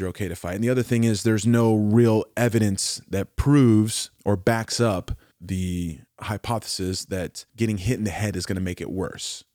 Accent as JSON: {"language": "English", "region": "Oklahoma", "country": "United States", "tie": "born or raised there", "said": "I'm from Oklahoma"}